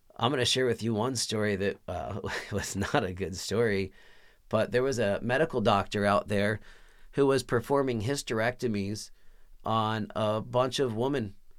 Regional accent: Texas, United States; I was born and raised in Texas

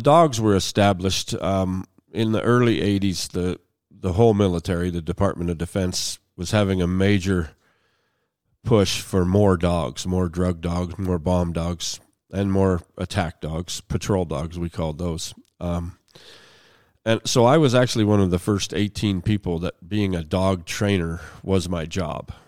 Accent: Hermitage, Pennsylvania, United States; moved away as an adult; also born or lived in Sharon, Pennsylvania; now in Lincoln, Montana, United States; I was born in western Pennsylvania, uh, uh, born in Sharon, but I was actually from a small town Hickory, Pennsylvania. It's now renamed to Hermitage, but, yeah, I still have family there, and, uh, I, I grew up, finished high school there

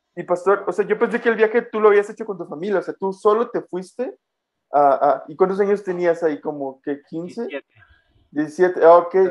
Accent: Mexico; moved away as an adult; now in Guatemala; Yo desde los 6 años salí de Guatemala aquí a México a vivir

